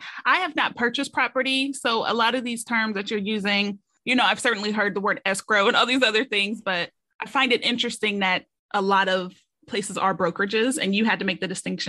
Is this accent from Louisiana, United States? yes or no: no; Columbus, Ohio, United States; now in Cincinnati, United States; I'm from Columbus. I live in Cincinnati. We have family in Columbus